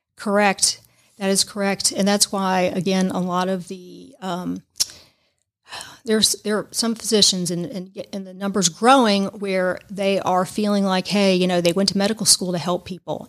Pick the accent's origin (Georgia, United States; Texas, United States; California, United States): Georgia, United States; moved away as an adult; also born or lived in Tampa Bay area, Florida / Savannah, Georgia; lived in the Tampa Bay area for nine years, although I'm from Georgia.